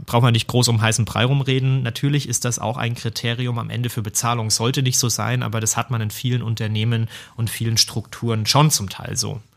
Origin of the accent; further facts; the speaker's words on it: Germany; Bei uns in Deutschland